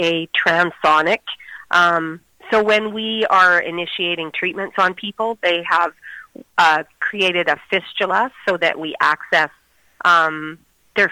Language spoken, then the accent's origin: English; Moose Jaw, Saskatchewan, Canada; I was born and raised in Moose Jaw